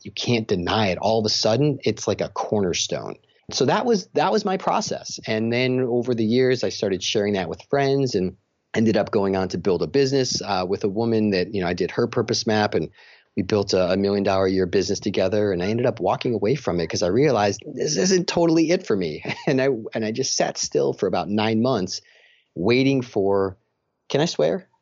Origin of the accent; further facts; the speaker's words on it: Chicago, Illinois, United States; moved away as an adult; now in Rochester, New York, United States; I'm from Chicago